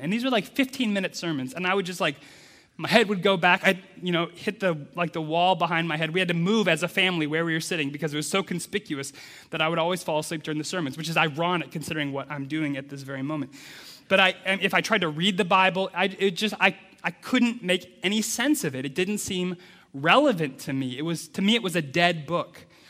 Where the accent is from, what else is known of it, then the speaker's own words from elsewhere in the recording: Midwest United States, United States; I grew up in the Midwest United States